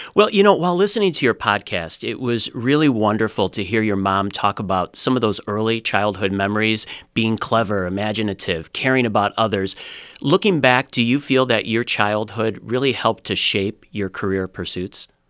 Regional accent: United States; someone who grew up in the States

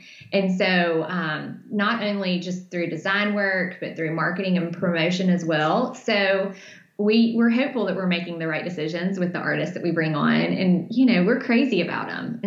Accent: Deep South, United States; my hometown, which is 10,000 people full. It's a very small place, very small community in the Deep South.

